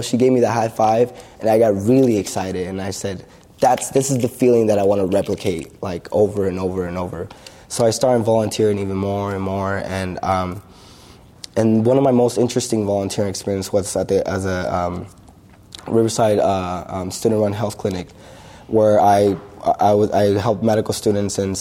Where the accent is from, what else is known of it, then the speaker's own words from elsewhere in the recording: Lima, Peru; moved away; I was born in Lima, Peru. As a young kid there